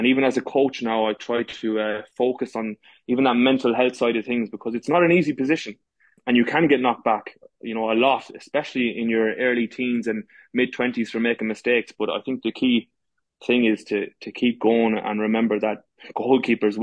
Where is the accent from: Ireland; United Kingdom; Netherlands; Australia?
Ireland; Galway, Connacht; moved away as an adult; now in Dubai, United Arab Emirates; I'm from Galway, the west of Ireland. I'm playing football since I was, I suppose, 6, 7